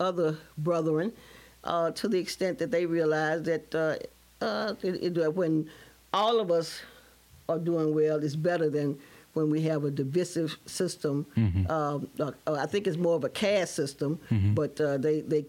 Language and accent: English; Birmingham, Alabama, United States; moved away as an adult; now in Baton Rouge, United States; growing up in Birmingham, Alabama